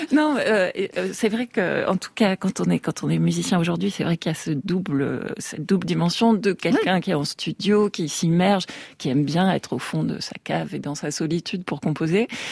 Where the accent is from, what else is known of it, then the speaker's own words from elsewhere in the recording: Tarbes, Occitania, France; je vais faire un prochain album sur euh, sur ma ville natale, Tarbes